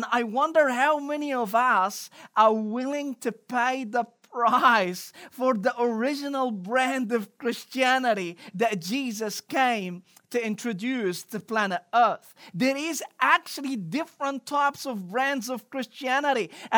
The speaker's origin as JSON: {"language": "English", "town": "Cairo", "region": "Cairo Governorate", "country": "Egypt", "tie": "born or raised there", "second_language": "English", "said": "I don't know about you, but growing up in Cairo, Egypt, we had a lot of imitation brand, particularly in the fashion industry."}